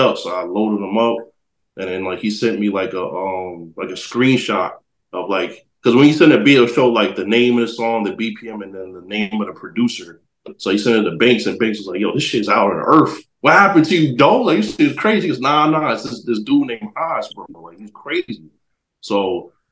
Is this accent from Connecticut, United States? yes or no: yes; New Haven, Connecticut, United States; I'm from Connecticut, so New Haven over there.